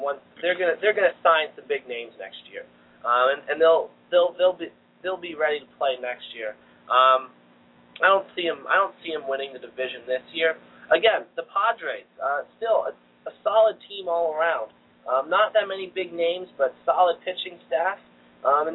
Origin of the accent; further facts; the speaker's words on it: Pennsylvania, United States; I'm from Pennsylvania, and I'm a Steelers fan